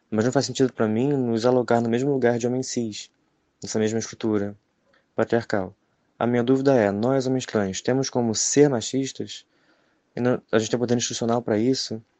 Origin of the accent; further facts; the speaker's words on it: Niterói, Rio de Janeiro, Brazil; Eu sou um homem trans, sou branco e tenho 19 anos e sou de Niterói, Rio de Janeiro.